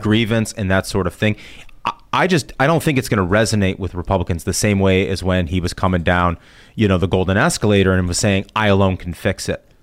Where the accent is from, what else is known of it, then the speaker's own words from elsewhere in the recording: Indianapolis, Indiana, United States; moved away; I'm from Indianapolis originally